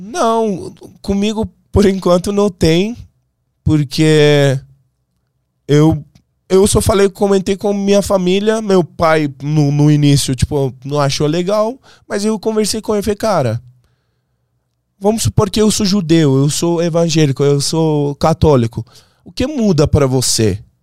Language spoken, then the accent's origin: Portuguese; Iran; Portuguese is a second language; moved away as an adult; now in Brazil; eu sou um persa